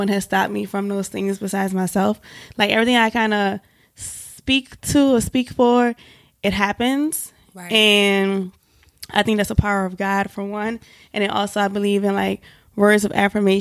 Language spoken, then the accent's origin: English; New Orleans, Louisiana, United States; moved away as an adult; also born or lived in Atlanta, Georgia; now in New York, United States; I'm from New Orleans. I've been in New York for 6 years now